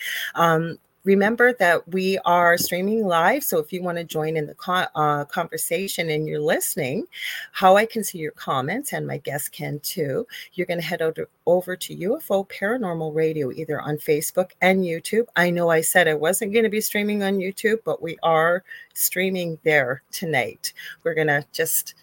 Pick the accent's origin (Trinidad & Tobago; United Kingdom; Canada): Canada; I'm a Canadian clairvoyant medium